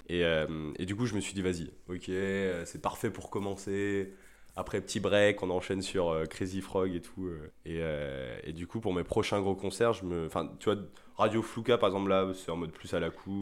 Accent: Rennes, Brittany, France; je suis de Rennes

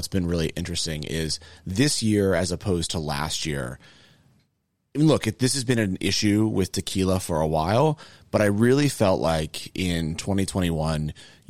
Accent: United Kingdom; As a Brit

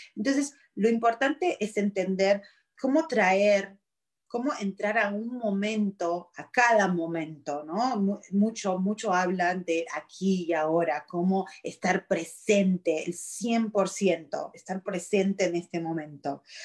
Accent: Argentina; also born or lived in Virginia, United States; now in United States; soy originalmente de Argentina, vine de Argentina acá, wow, hace 26 años

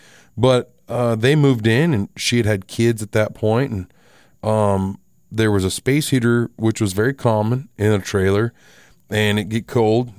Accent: Box Elder, United States; another song is about a house that I grew up in Box Elder.

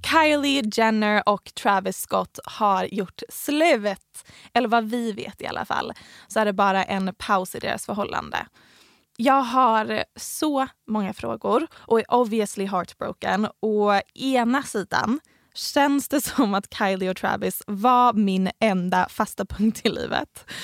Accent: Helsingborg, Skåne, Sweden; Vi, vi kommer båda från Helsingborg.

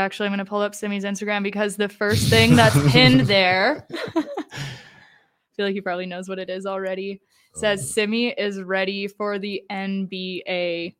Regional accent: Creston, British Columbia, Canada; born or raised there; now in Calgary, Canada

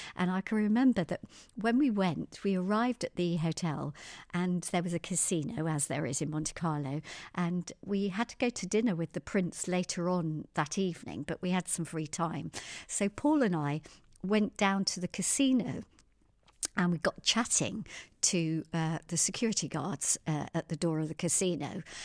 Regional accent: Surrey, South East England, United Kingdom; also born or lived in Tehran, Iran; I was born in Surrey, had two very loving parents, Pat and Babs, and, uh, my dad was Irish

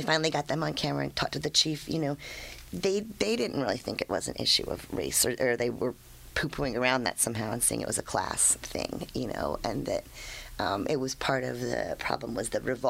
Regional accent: D.C., District of Columbia, United States; I grew up outside of Washington, D.C.

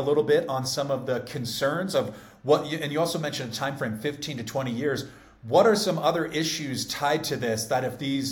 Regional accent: San Diego, California, United States; I grew up in California in San Diego, so hunting wasn't really a thing

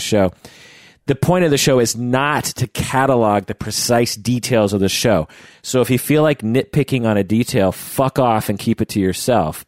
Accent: Issaquah, Washington, United States; I grew up near Issaquah

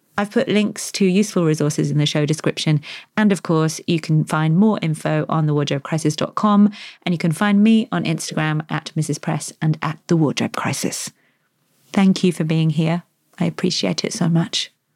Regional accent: United Kingdom; moved away as an adult; now in Australia; as a new arrival in this country relatively, I'm British

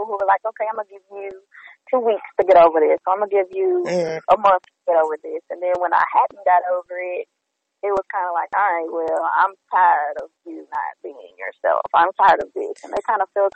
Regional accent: Houston, Texas, United States; I'm from Houston. I'm local.

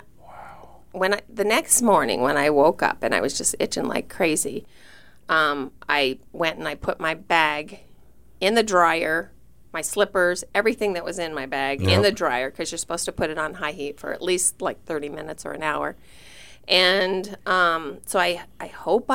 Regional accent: Wisner, Nebraska, United States; moved away; my hometown, and it's just a small town. And it's called Wisner, Nebraska

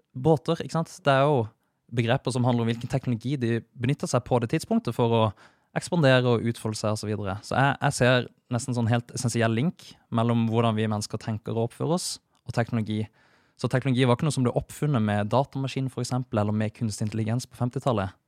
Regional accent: Kristiansand, Agder, Norway; moved away as an adult; also born or lived in Trondheim; enda før der så vokste jeg opp i Kristiansand

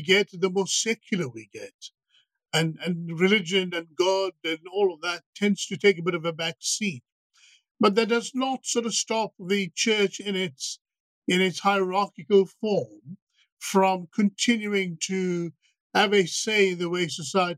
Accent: South Africa; moved away as an adult; also born or lived in Madras (ancestry); now in Manchester, United Kingdom; my background is South Africa. I'm South African Indian

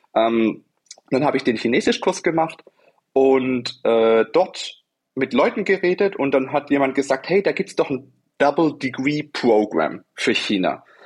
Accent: Germany; Wir sind Deutsche

